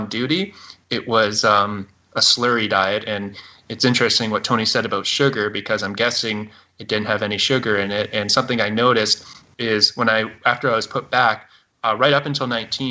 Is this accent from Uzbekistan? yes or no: no; Canada; I am a Canadian